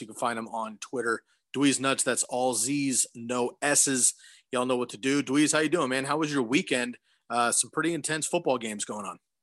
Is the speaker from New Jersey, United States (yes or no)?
no; Central California, United States; now in Oregon, United States; I grew up in Central California